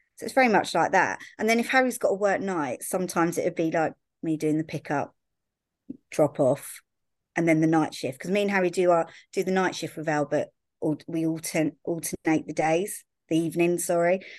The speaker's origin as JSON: {"language": "English", "town": "Brighton", "region": "South East England", "country": "United Kingdom", "said": "I'm from Brighton, but my mum and dad used to sort of buy and sell properties around, like, little villages"}